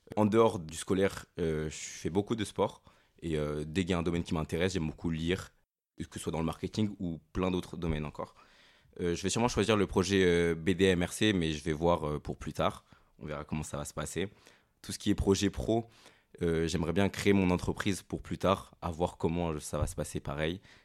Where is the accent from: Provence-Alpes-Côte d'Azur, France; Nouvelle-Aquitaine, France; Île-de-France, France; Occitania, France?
Nouvelle-Aquitaine, France; Périgueux; je viens de Périgueux et j'étais au lycée Gilles Beaufort